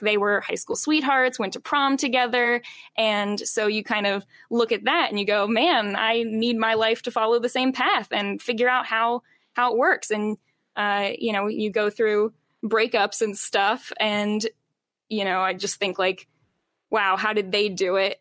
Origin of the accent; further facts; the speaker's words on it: Charlottesville, Virginia, United States; now in Richmond, United States; I primarily grew up in Charlottesville, Virginia, and then moved here after college.